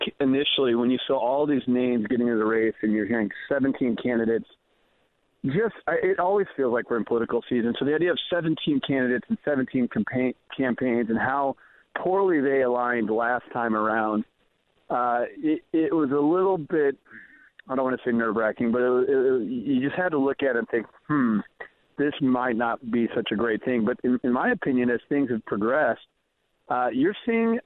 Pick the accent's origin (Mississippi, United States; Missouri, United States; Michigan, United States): Missouri, United States; moved away; I'm originally from Missouri